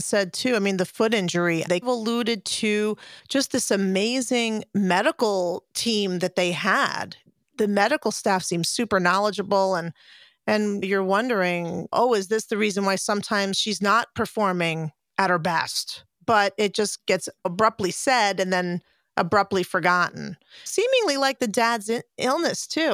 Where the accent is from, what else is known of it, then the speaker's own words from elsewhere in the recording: United States; being an American and watching American gymnastics as a kid